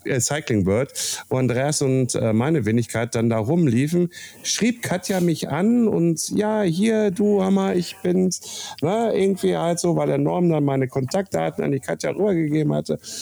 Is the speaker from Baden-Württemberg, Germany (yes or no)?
no; Kassel area, Hesse, Germany; in meiner Heimatstadt Kassel-Brauxel